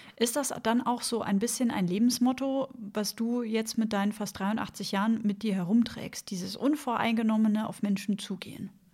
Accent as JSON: {"language": "German", "region": "Bavaria", "country": "Germany", "moved": "yes", "said": "ich komme ursprünglich aus Bayern"}